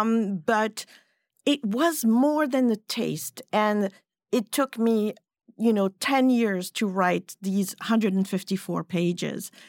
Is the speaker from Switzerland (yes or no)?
yes; Switzerland; first language French; English is a second language; moved away as an adult; now in United States; I grew up in Switzerland